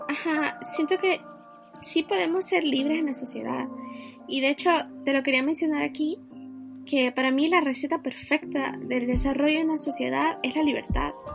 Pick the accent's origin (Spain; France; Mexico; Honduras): Honduras; somos de Honduras